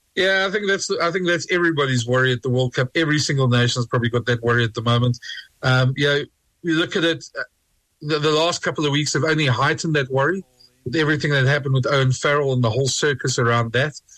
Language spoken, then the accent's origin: English; South Africa; being a South African